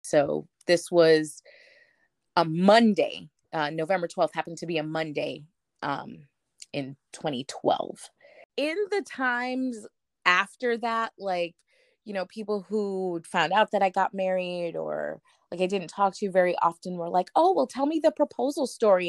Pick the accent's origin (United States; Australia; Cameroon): United States; New York; moved away as an adult; also born or lived in Massachusetts; I was born in New York, I lived in New York, but never went anywhere past New York